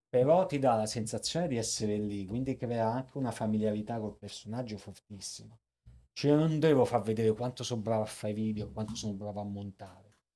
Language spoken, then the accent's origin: Italian; Salerno, Campania, Italy; moved away as an adult; also born or lived in Caracas, Venezuela; now in New York, United States; vengo da Salerno